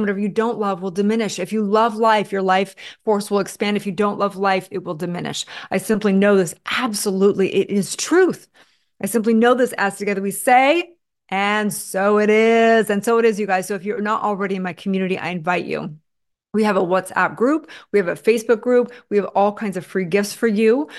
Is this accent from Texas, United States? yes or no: no; Santa Barbara, California, United States; I grew up in Santa Barbara, California